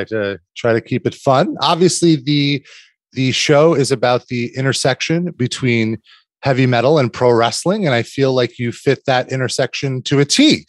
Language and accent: English; New York, United States; Fellow New Yorker. Same here.